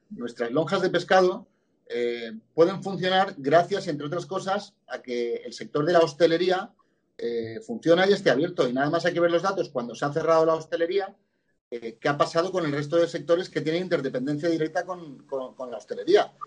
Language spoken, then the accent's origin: Spanish; Benidorm, Valencian Community, Spain; soy de Benidorm